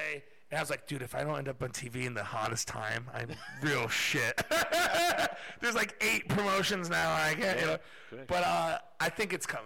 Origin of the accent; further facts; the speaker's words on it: United States; as an American